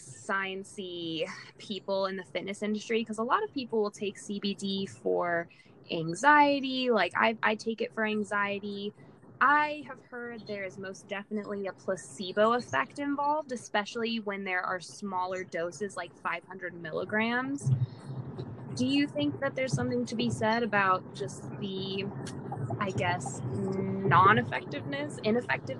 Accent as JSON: {"language": "English", "region": "Colorado", "country": "United States", "said": "I'm from Colorado"}